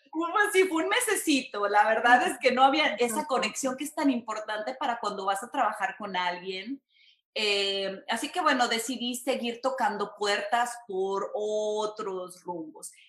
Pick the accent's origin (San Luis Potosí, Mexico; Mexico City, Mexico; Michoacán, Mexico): San Luis Potosí, Mexico; moved away as an adult; now in Houston, United States; soy de México, soy de San Luis Potosí, México